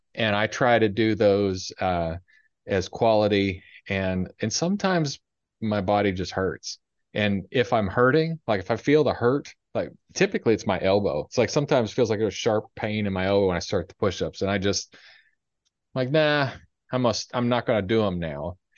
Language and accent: English; Ohio, United States; moved away; I grew up in Ohio